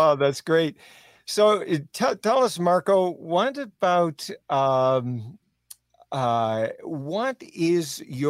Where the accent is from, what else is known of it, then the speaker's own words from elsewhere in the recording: Canada; growing up in Canada, where French was prominent in every nick and corner, as it were, of every place that I've gone